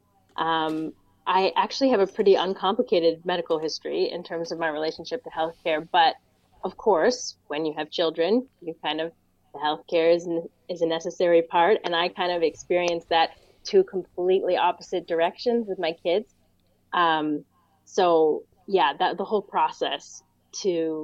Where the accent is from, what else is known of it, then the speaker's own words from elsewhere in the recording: United States; moved away as an adult; also born or lived in Pittsburgh, Pennsylvania / Boston, Massachusetts; now in Windsor, Canada; I grew up Pittsburgh and Boston, kind of half and half.